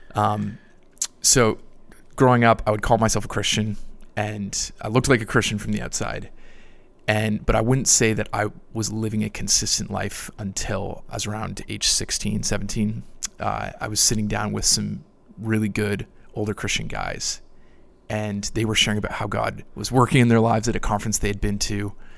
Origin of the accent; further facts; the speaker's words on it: Niagara Falls, Ontario, Canada; moved away as an adult; now in Louisville, United States; I grew up in Niagara, Canada